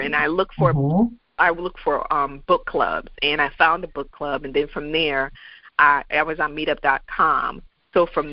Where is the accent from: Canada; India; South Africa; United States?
United States; Connecticut; moved away as an adult; now in Virginia, United States; I'm originally from Connecticut, and I made the wonderful decision that I was going to leave Connecticut